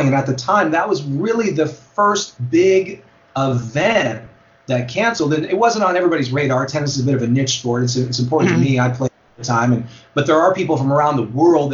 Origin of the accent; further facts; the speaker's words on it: Alameda, California, United States; I grew up in Alameda, California, which is, you know, it's an island